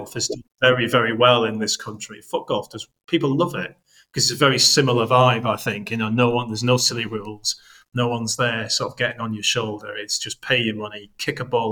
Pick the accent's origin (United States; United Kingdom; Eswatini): United Kingdom; Billingham, North East England; Norton's like halfway between Billingham, where I grew up in Teesside, and Stockton.